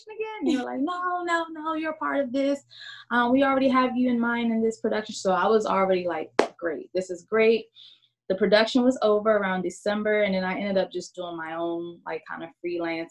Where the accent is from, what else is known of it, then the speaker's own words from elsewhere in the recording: Washington, District of Columbia, United States; I am born and raised in Washington, D.C.